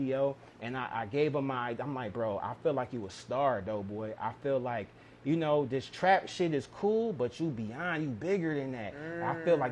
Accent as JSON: {"language": "English", "town": "Cleveland", "region": "Ohio", "country": "United States", "said": "I'm from Cleveland"}